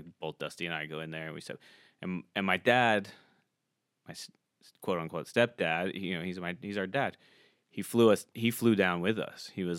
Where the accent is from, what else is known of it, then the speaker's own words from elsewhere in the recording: Florida, United States; moved away; my hometown.